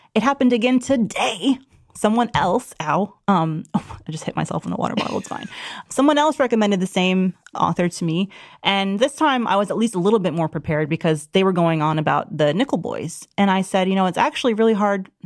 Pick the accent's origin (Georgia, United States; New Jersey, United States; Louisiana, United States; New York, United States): Georgia, United States; my home state